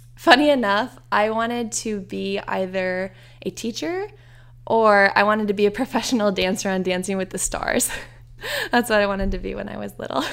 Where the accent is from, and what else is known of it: Iowa, United States; born or raised there; moved away as an adult; now in Indiana, United States